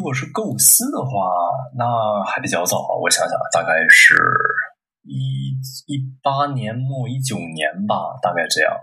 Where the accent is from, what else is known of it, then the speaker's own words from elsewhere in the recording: Dalian, Liaoning, China; 我出生于这个辽宁省大连市啊